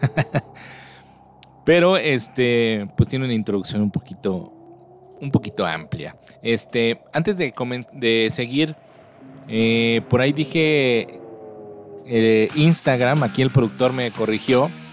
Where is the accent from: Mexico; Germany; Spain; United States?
Mexico; soy mexicano